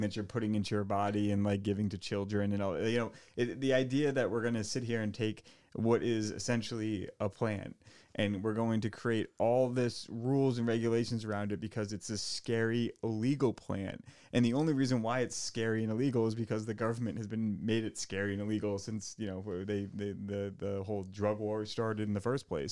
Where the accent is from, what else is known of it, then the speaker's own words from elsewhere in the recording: Portsmouth, Rhode Island, United States; now in Warren, United States; I grew up in Portsmouth, and, uh, I, I live in Warren now